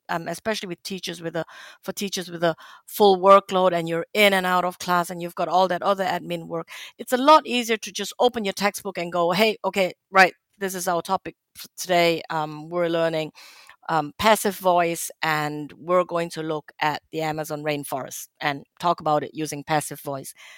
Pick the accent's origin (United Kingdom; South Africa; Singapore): Singapore; moved away; I grew up in Singapore